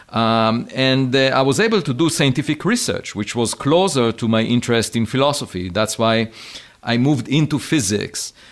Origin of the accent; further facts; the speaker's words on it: Israel; Yeah, so I grew up on a farm. Uh, I used to collect eggs every afternoon, uh, and uh, on weekends I used to go to the hills of my village